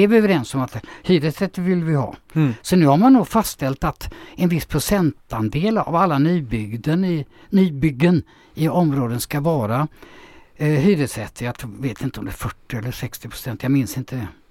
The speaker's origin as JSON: {"language": "Swedish", "town": "Gothenburg", "region": "Västra Götaland", "country": "Sweden", "tie": "born or raised there", "moved": "as an adult", "lives_now": "Björkö, Sweden"}